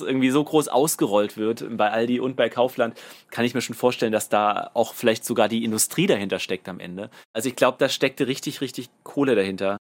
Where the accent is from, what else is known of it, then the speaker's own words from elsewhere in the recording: Saarland, Germany; wir kommen ja aus dem Saarland